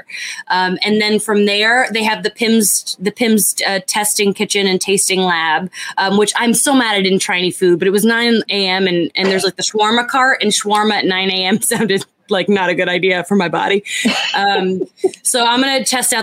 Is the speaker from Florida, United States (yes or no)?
yes; Florida, United States; now in California, United States; being from Florida, but now that I live in California